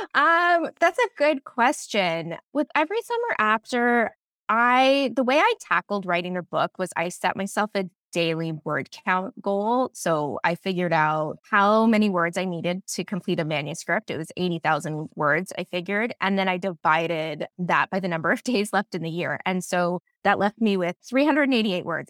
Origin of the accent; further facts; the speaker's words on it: Barry's Bay, Ontario, Canada; moved away as an adult; now in Toronto, Canada; I grew up in Barry's Bay where my book is set, and it's a very small town